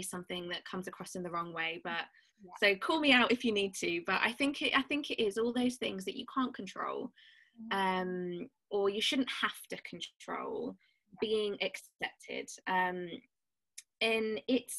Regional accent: Birmingham, West Midlands, United Kingdom; I'm from Birmingham, so I say last instead of last

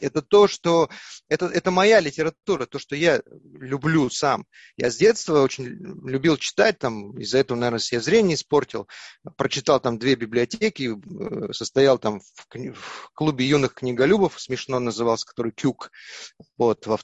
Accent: Yakutia, Sakha Republic, Russia; moved away; все мы оттуда вышли, из Якутии, наша родина

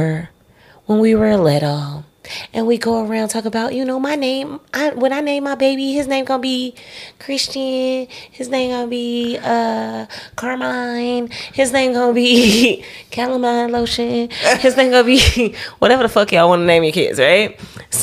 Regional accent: Chicago, Illinois, United States; I was born in Chicago

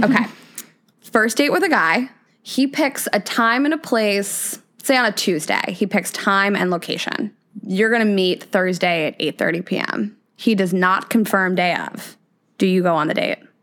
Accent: Midwest, United States; now in New York, United States; I grew up in the Midwest

